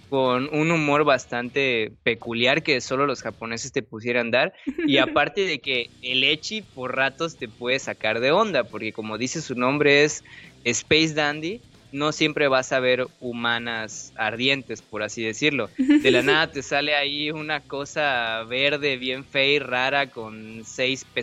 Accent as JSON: {"language": "Spanish", "country": "Mexico", "said": "todos somos latinos, todos somos mexicanos y no varía mucho la situación porque también es la misma estructura cultural y de costumbres en casi toda la República."}